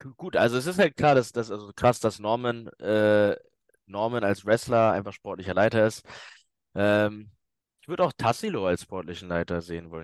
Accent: Hamburg, Germany; moved away; weil Hamburg meine Heimatstadt ist

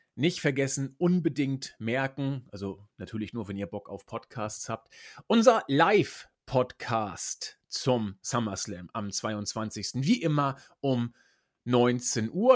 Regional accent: Croatia; now in Vienna, Austria; ich bin in meiner Heimat Kroatien

